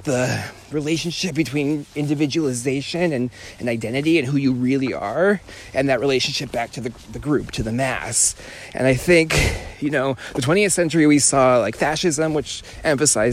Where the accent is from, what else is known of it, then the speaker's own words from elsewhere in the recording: California, United States; moved away; I'm from California, born and raised.